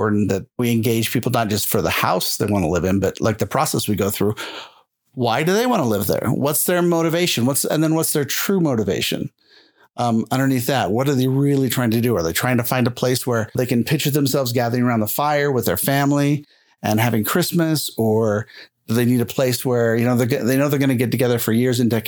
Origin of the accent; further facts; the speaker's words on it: Utah, United States; moved away as an adult; also born or lived in California / Austin, Texas; We're really from Utah